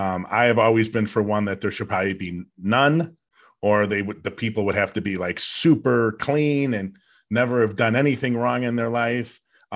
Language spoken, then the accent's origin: English; United States; And just because an American does a bad thing doesn't make me part of that because I'm American.